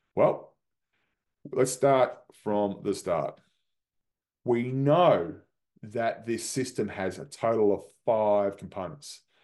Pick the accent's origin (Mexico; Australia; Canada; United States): Australia; moved away; my home country, Australia